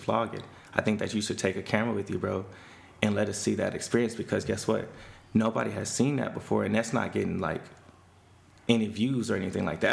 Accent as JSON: {"language": "English", "town": "Houston", "region": "Texas", "country": "United States", "tie": "born or raised there", "said": "I grew up in Spring Branch, and I didn't grow up in like a black community"}